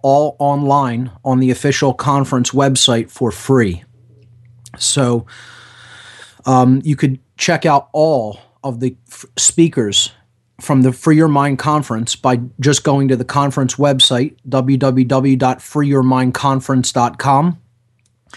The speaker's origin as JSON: {"language": "English", "town": "Philadelphia", "region": "Pennsylvania", "country": "United States", "tie": "born or raised there", "said": "right here in Philadelphia, my hometown"}